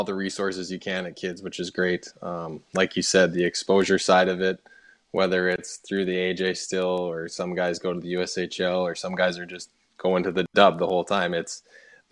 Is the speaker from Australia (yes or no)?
no; Edmonton, Alberta, Canada; I grew up around the Oilers dressing room